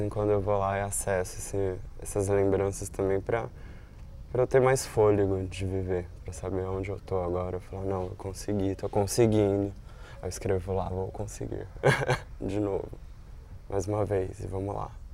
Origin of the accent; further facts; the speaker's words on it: São Paulo, Brazil; moved away as an adult; now in Rio de Janeiro, Brazil; eu sou de São Paulo